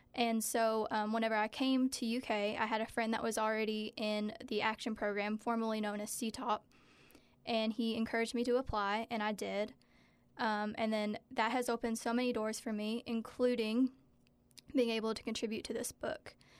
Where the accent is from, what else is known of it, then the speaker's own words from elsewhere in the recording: Stanton, Kentucky, United States; growing up in Powell County, it was definitely hard